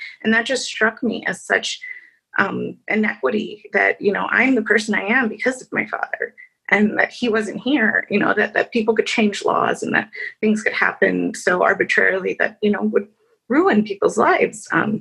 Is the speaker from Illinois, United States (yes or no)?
yes; Chicago, Illinois, United States; I was born and raised in Chicago in the Humboldt Park area